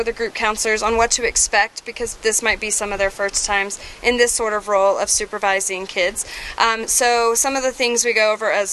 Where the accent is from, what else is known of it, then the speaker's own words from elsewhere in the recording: the South, United States; we're both from the South. Like we're both from the same state